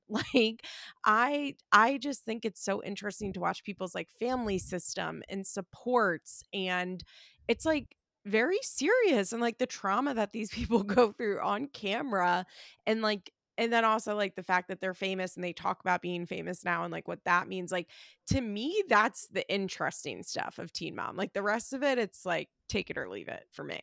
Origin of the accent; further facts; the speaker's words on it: West Chester, Pennsylvania, United States; also born or lived in Florida; I am from Westchester, Pennsylvania